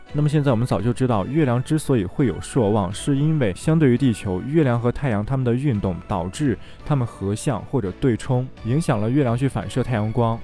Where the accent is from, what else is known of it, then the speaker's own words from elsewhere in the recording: China; 我们中国人口中的月